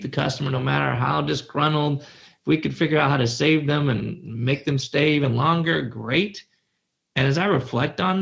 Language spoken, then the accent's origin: English; Chicago, Illinois, United States; I said pop. I am from Chicago. We don't say soda, we say pop